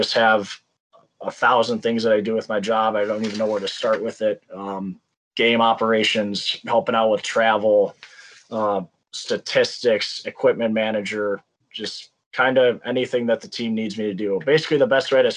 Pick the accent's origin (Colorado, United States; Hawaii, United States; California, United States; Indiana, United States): Indiana, United States; now in Alexandria, Minnesota, United States; I'm originally from Indiana